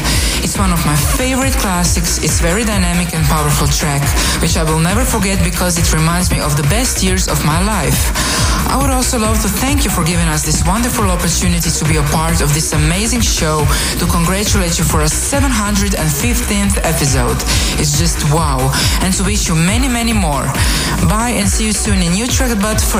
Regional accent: Croatia; now in Ireland; I'm Croatian, currently living in beautiful Ireland.

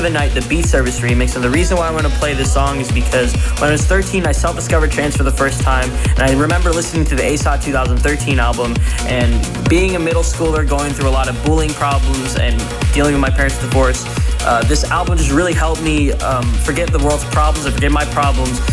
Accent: Long Beach, California, United States; I'm from Long Beach, California

